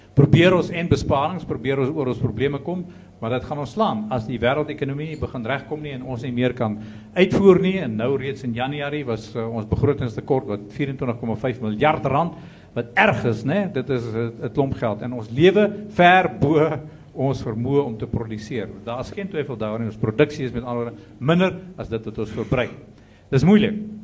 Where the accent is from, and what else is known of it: South Africa